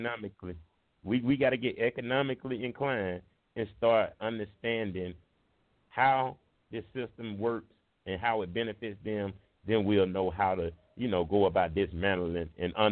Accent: United States; I'm from Baptist Hill. I grew up with Mailbox

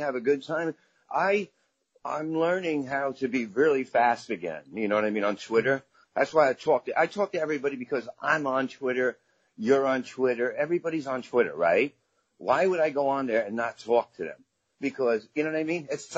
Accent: New York City, New York, United States; also born or lived in Brooklyn; Very proud of Staten Island. Very great place to grow up.

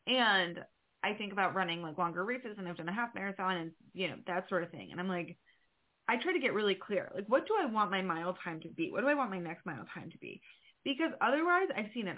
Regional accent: New York, United States; I'm a New Yorker

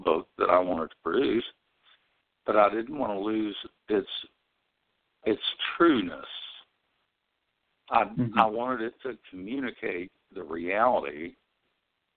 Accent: West Virginia, United States; I'm from West Virginia

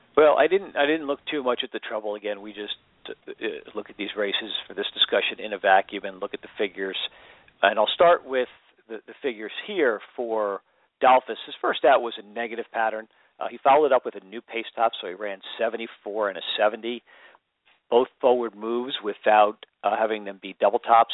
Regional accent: Seattle, Washington, United States; I'm from Seattle

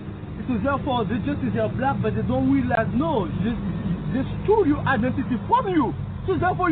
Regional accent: Martinique; moved away; I was born in the island Martinique, French island.

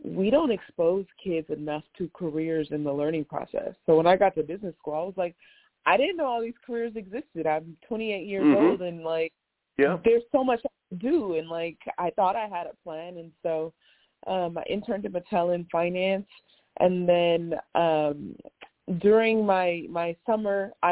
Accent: Los Angeles, California, United States; also born or lived in New York City; I grew up, born and raised in Los Angeles, California.

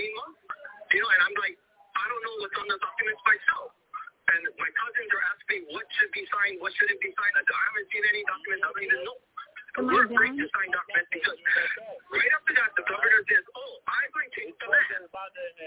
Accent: Hawaii, United States; I'm Hawaiian. I grow cattle

